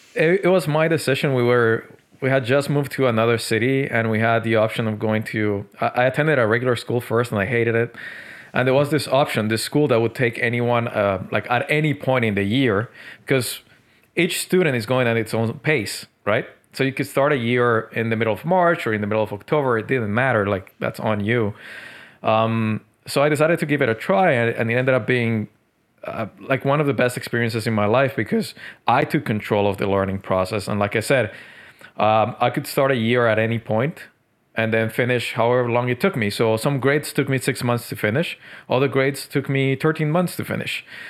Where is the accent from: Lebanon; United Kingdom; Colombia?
Colombia; Medellín, Antioquia; also born or lived in Tokyo, Japan; now in Montreal, Canada; Colombia, Medellin